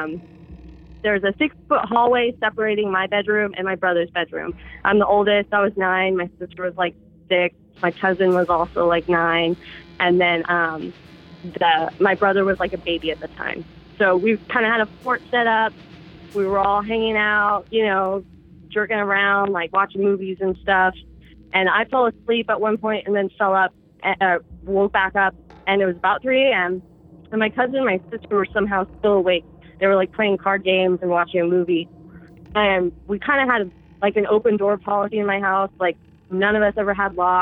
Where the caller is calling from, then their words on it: Humboldt County, California, United States; I'm calling from Humboldt County, California